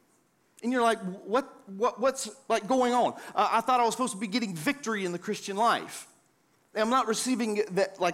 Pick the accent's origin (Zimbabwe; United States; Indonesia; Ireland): United States; the South; I grew up in the South